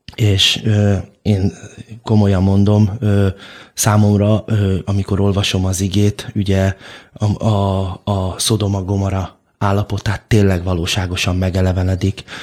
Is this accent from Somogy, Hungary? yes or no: no; Budapest, Hungary; nagyszüleim is már ott születtek, ott éltek, és, ö, az édesapám is, ö, ott nevelkedett